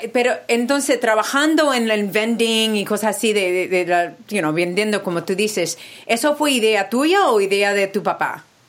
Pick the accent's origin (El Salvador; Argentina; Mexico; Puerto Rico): Puerto Rico; also born or lived in New York; now in California, United States; Yo soy boricua también